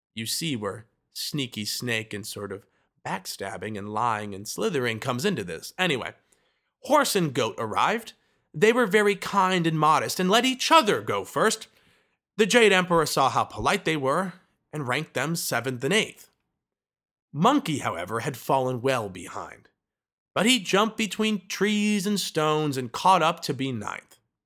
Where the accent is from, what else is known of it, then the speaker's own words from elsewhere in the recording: Midwest, United States; I am from the Midwest